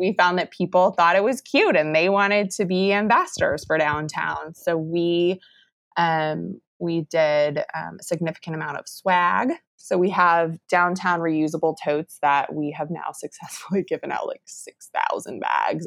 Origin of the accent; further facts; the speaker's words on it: Round Rock, Texas, United States; it's actually my hometown, so it's a good place to be